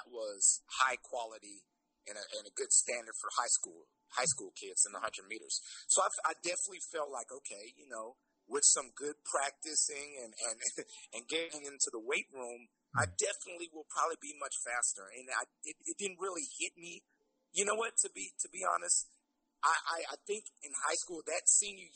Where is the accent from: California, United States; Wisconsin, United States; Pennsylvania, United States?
California, United States; Lemoore; I grew up in Lemoore, California, and went to Lemoore High School